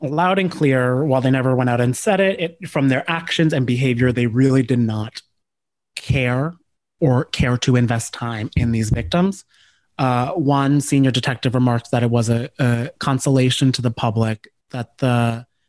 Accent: Cranford, New Jersey, United States

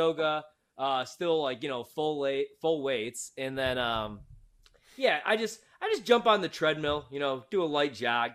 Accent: Chicago, Illinois, United States; now in Washington, D.C., United States; I'm from Chicago

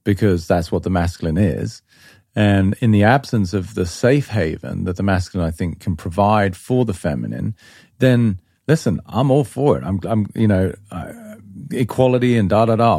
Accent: England, United Kingdom; moved away; I grew up in England.

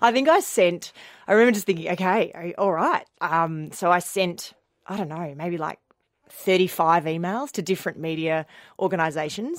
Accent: Melbourne, Victoria, Australia; also born or lived in Fremantle, Western Australia; growing up in Melbourne, I grew up in the northeastern suburbs in McLeod

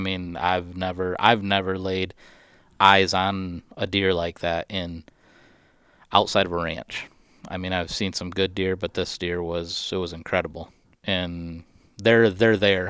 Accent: Michigan, United States; this is my home state.

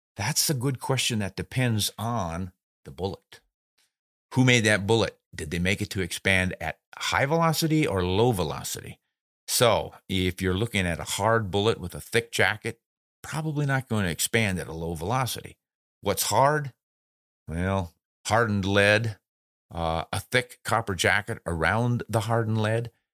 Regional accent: South Dakota, United States; I grew up in South Dakota

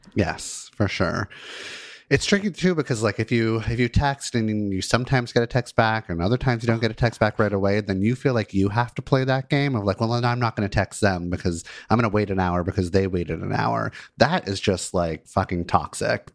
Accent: Los Angeles, California, United States; I grew up in Los Angeles

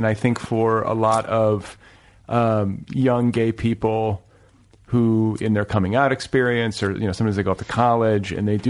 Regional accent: Indiana, United States; also born or lived in Milwaukee, Wisconsin; now in Los Angeles, United States; I'm from Milwaukee and Indiana. Indiana, especially, was conservative where I grew up.

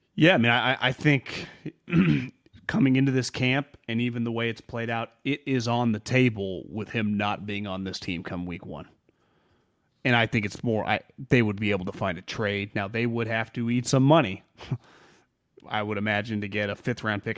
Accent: Davis, California, United States; I grew up in Davis.

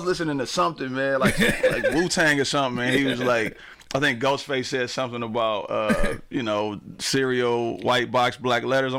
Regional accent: Pontiac, Michigan, United States; I grew up in Pontiac.

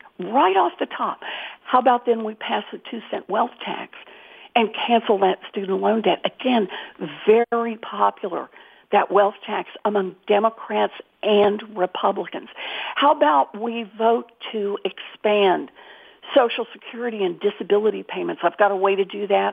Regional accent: Oklahoma, United States; moved away; I was born and raised in Oklahoma

